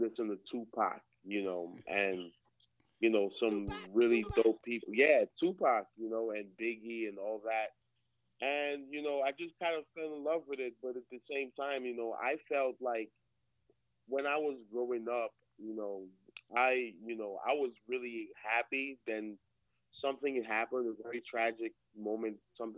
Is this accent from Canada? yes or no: no; Nigeria; moved away as an adult; I was born in Nigeria. Came over here in, you know, not too long ago, 2014, for education